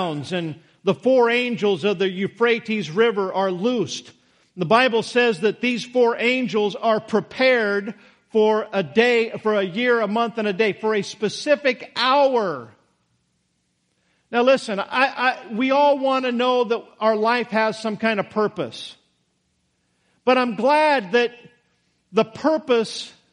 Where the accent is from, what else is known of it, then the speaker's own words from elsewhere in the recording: Idaho, United States; when I grew up in Idaho